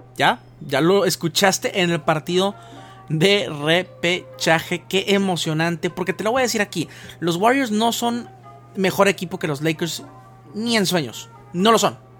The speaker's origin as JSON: {"language": "Spanish", "country": "Mexico", "said": "como consumidores mexicanos"}